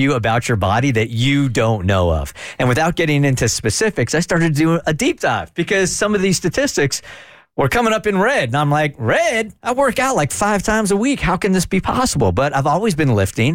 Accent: California, United States; when I grew up in California, as an undersized kid

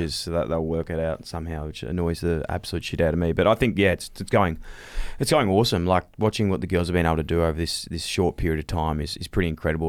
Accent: Australia; we grew up here in Australia

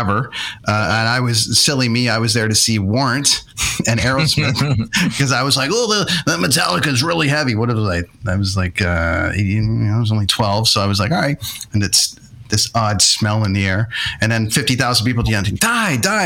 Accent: Toronto, Ontario, Canada; my hometown arena

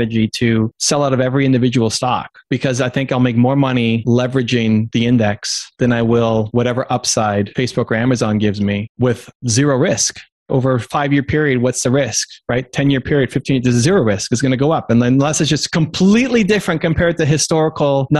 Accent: Canada; I'm Canadian

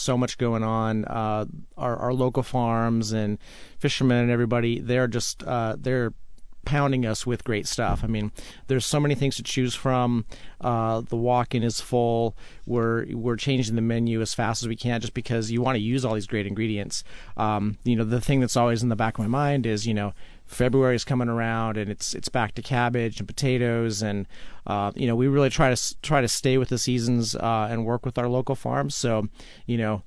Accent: Utah, United States; I grew up, I grew up in Utah

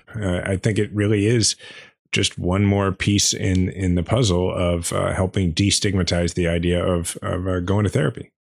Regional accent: Kansas City, United States; proud as I am to be from Kansas City

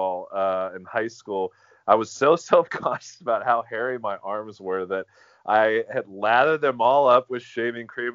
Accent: Louisville, Kentucky, United States; also born or lived in Chicago, Illinois; I was born in Chicago, and then I've moved to Louisville in 91

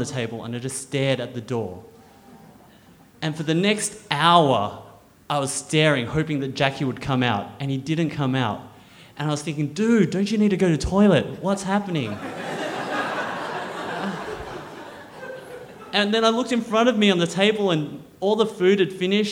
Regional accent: Canberra, Australian Capital Territory, Australia; Growing up in Australia as a little Chinese boy in Canberra

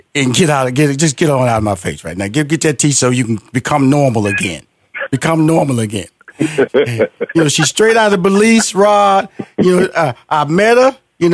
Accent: Houston, Texas, United States; you know, I'm from Houston, Texas, big barbecue country.

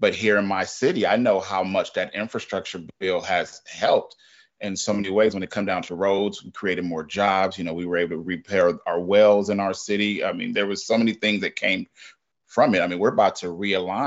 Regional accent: California, United States; I grew up in California.

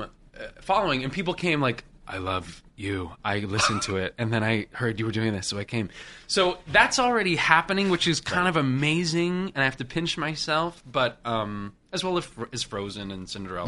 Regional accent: Washington, United States; moved away as an adult; I'm from Washington State

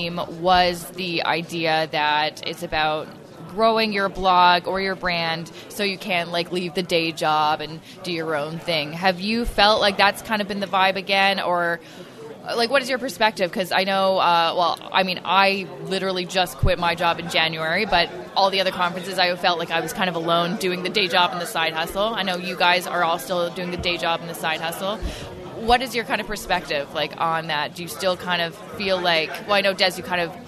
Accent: Canada; I'm Canadian. Like, I just want them to know because I'm proud to be Canadian

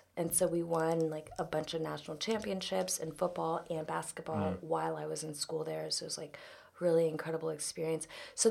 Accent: Jacksonville, Florida, United States; moved away as an adult; also born or lived in Georgia / Los Angeles; I grew up in Florida.

